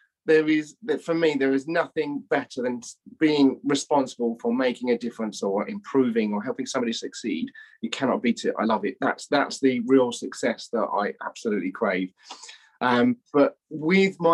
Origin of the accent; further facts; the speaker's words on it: England, United Kingdom; moved away as an adult; also born or lived in London; now in Australia; I'm English, you can probably tell.